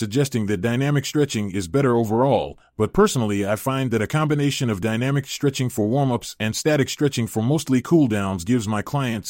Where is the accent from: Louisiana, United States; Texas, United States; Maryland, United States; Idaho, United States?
Idaho, United States; I am the founder of Rise Train. I was born in Idaho, USA, and have lived in Idaho my entire life.